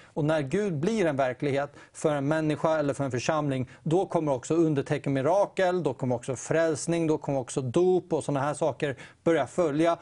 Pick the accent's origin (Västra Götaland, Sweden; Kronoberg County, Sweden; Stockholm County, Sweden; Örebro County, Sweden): Stockholm County, Sweden; Täby; jag kommer från Täby. Det är en mm. väldigt rik kommun egentligen.